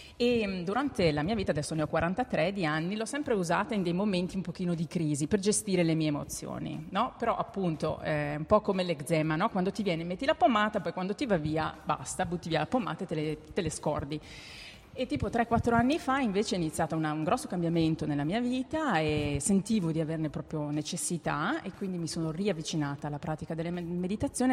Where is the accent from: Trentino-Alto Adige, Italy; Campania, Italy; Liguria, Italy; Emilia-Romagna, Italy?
Trentino-Alto Adige, Italy; Val di Non; now in Berlin, Germany; io abito a Berlino da 18 anni, mm. quindi vabbè, sono trentina, sono della Val di Non, ma abito su da tanti anni